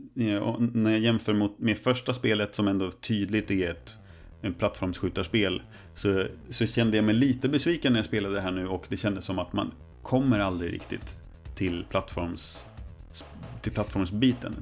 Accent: Närke, Örebro County, Sweden; som den närking jag mm. är

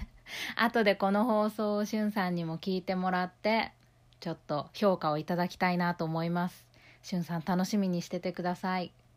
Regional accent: Tokyo, Japan; 私は東京ねあの出身ですけど

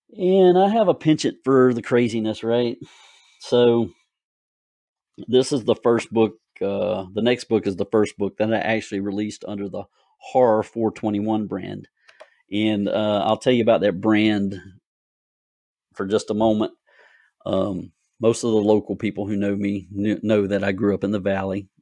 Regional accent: Gloverville, South Carolina, United States; When I was a child, and growing up in Gloverville

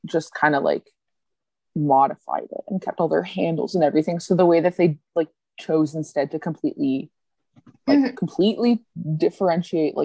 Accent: Canada

